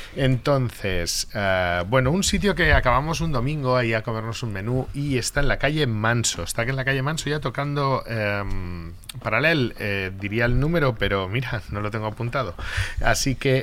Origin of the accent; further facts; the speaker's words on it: Lloret de Mar, Catalonia, Spain; mi pueblo, que es Lloret de Mar.